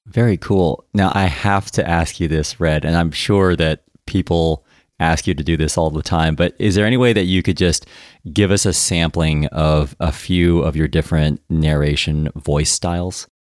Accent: United States; moved away as an adult; now in United Kingdom; I'm American, as you know, and I now live in the U K

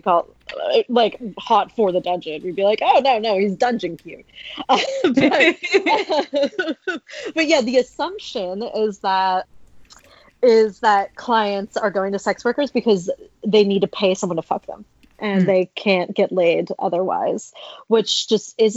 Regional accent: United States; I'm American

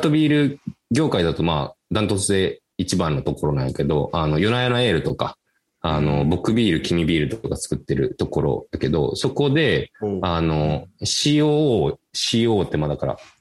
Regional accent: Kurashiki, Okayama, Japan; 岡山県の倉敷市っていう、まあ、僕の地元でもある

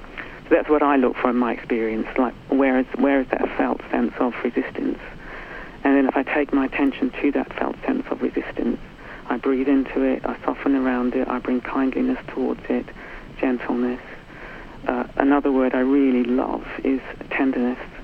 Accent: New Zealand; now in United Kingdom; I was brought up in New Zealand in, in the 60s

